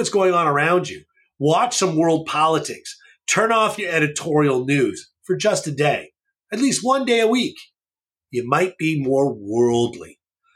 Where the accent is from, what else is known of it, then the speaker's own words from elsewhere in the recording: Canada; moved away; In Canada, I grew up there. So I'm actually Canadian in most senses